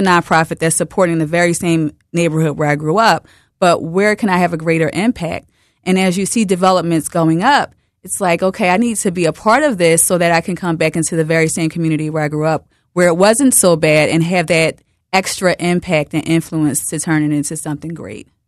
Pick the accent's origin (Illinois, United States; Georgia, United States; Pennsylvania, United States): Pennsylvania, United States; Philadelphia; I'm from Broad and Erie.